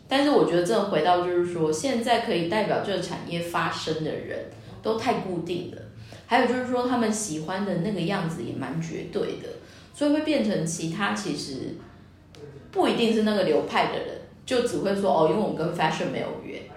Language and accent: Chinese; Taiwan; 我们台湾人